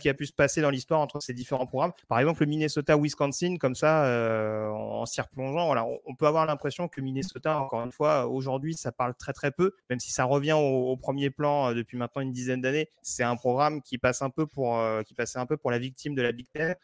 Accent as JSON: {"language": "French", "town": "La Courneuve", "region": "Île-de-France", "country": "France", "tie": "born or raised there", "said": "j'ai grandi à La Courneuve"}